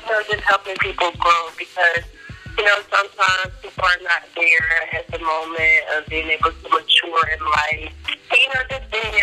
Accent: Virginia, United States; I'm from Virginia

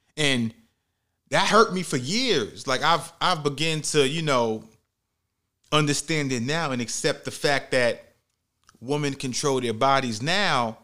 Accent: New York City, New York, United States; I was raised in the Bronx, New York, in the inner city

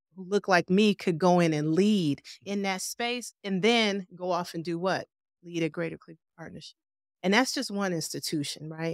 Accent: Cleveland, Ohio, United States; I am a native Clevelander. I've been here all my life

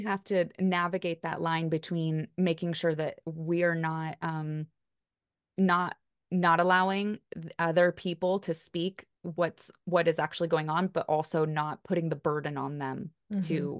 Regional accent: United States; I mean, Kelly and I are both white and we're both from the United States.

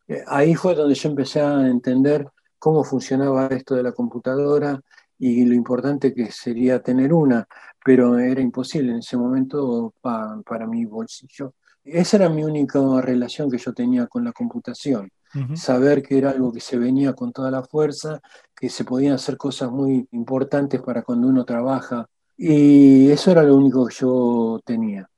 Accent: Argentina; also born or lived in Albany, New York, United States

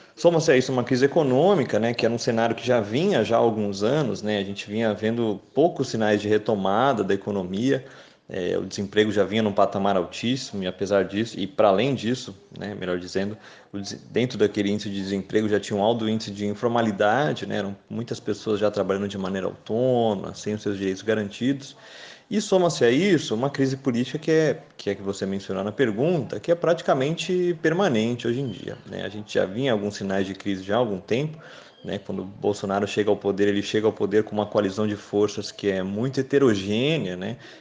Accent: Brazil; enquanto brasileiro

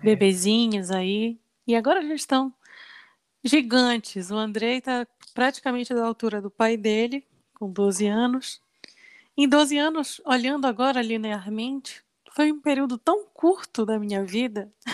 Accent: Belém, Pará, Brazil; moved away; Nós somos de Belém do Pará

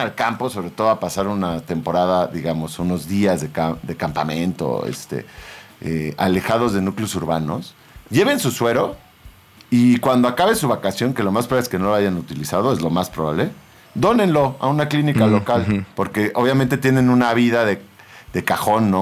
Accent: Sinaloa, Mexico; yo soy de Sinaloa, la familia de papatos son de Sinaloa y de rancho

